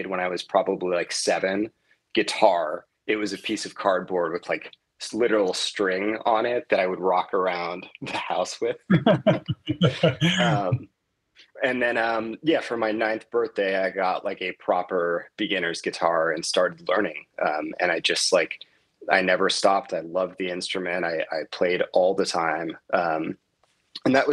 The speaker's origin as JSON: {"language": "English", "town": "Miami", "region": "Florida", "country": "United States", "tie": "born or raised there", "moved": "as an adult", "lives_now": "Las Vegas, United States", "said": "I grew up in Miami pretty much from like age 9 till I went off to college."}